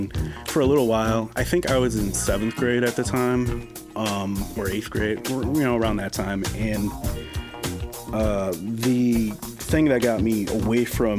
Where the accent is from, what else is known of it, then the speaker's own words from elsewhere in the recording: Randolph, Minnesota, United States; I was born in Minneapolis, but I think I was in first grade when we moved away from Minneapolis and we moved to a small town called Randolph, Minnesota.